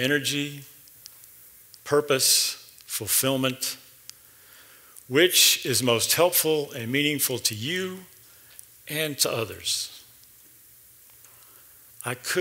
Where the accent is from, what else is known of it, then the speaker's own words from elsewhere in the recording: Ohio, United States; moved away as an adult; now in Memphis, United States; I grew up in Ohio